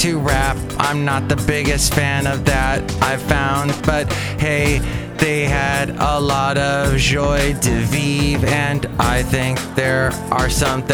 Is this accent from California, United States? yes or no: yes; Los Angeles, California, United States; when I lived in Van Nuys growing up, Van Nuys, California